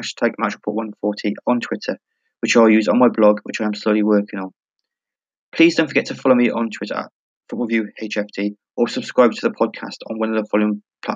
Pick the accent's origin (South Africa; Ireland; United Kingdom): United Kingdom; Hereford, West Midlands; My hometown team, Hereford FC